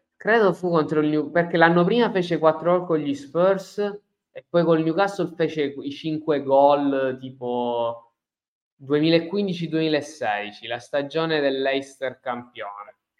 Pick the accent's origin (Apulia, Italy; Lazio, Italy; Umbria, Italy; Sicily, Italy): Sicily, Italy; Messina; io sono di Messina, comunque siamo due ragazzi della stessa età, cresciuti nella stessa regione